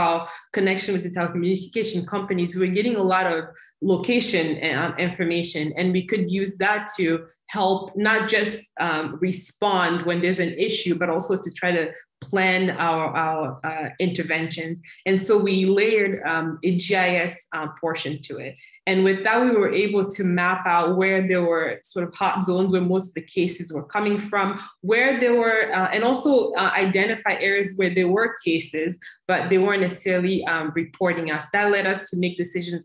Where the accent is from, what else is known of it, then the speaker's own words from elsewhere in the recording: United States; moved away as an adult; now in Democratic Republic of the Congo; I grew up in the US and then over a decade ago made the decision to return to my home country, the DRC